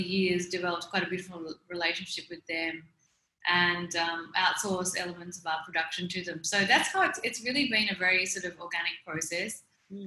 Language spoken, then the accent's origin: English; Melbourne, Victoria, Australia; moved away as an adult; now in India; I'm originally from Melbourne. I've been living in India for the past 12 years